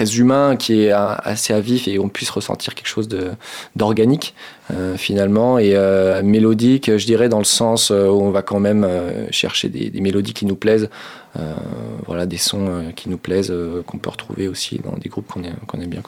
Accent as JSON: {"language": "French", "town": "Angers", "region": "Pays de la Loire", "country": "France", "said": "moi, je suis d'Angers"}